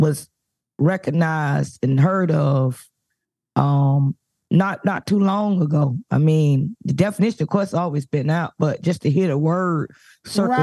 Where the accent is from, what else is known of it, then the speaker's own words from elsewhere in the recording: Florida, United States; I love when I get back to my home state because I can adapt to this weather we got here in Florida